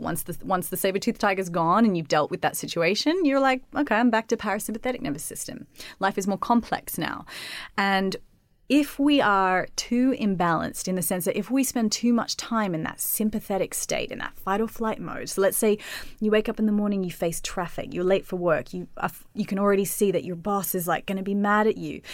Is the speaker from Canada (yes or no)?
no; Australia; moved away; I just grew up in Australia